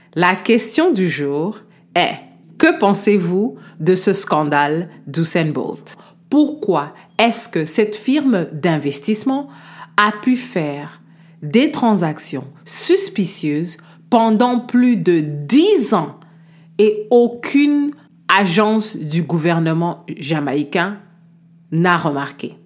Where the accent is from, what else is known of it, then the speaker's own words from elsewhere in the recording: DR Congo; chez moi en République démocratique du Congo